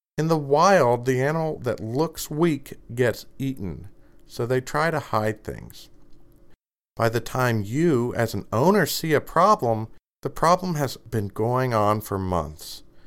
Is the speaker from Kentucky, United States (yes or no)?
yes; Kentucky, United States; I'm from Kentucky